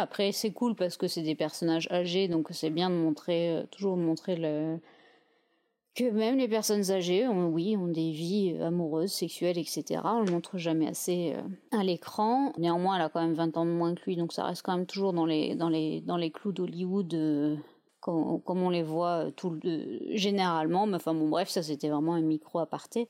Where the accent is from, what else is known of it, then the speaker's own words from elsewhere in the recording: France; on est français